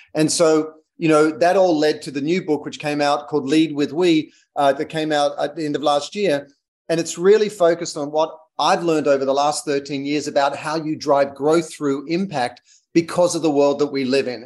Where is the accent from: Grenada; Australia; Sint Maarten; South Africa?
Australia; moved away as an adult; also born or lived in London / United States; I'm Australian